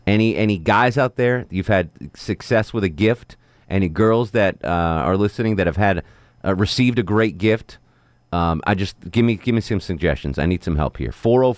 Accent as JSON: {"language": "English", "region": "Connecticut", "country": "United States", "tie": "born or raised there", "said": "So where I grew up in Connecticut, they had Foxwoods Casino on the eastern side"}